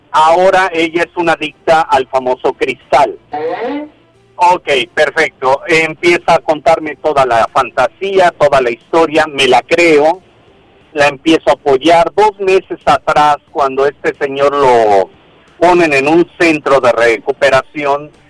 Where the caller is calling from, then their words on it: Guadalajara, Jalisco, Mexico; te hablo de aquí de Guadalajara, Jalisco.